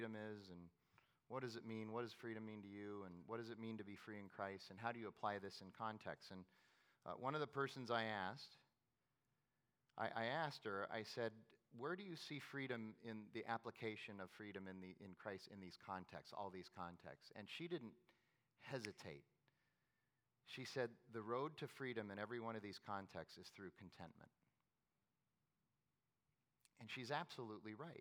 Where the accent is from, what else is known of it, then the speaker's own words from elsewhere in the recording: Phoenix, Arizona, United States; I was from Phoenix